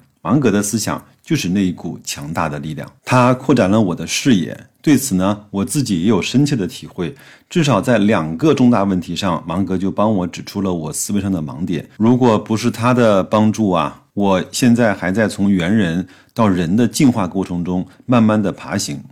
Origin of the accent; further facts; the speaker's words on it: China; 我们中国人做事情相对是比较严谨和保守的